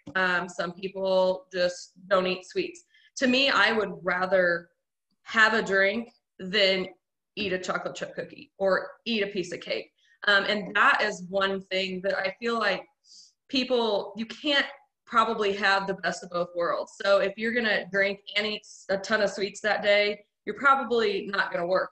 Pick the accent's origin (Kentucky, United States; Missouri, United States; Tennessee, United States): Missouri, United States; Carrollton; now in Springfield, United States; I'm from Carrollton, Missouri. Um, but now we live in Springfield with my husband